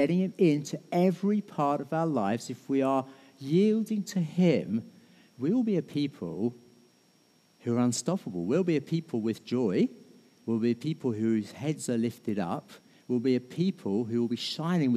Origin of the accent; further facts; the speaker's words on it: United Kingdom; we're British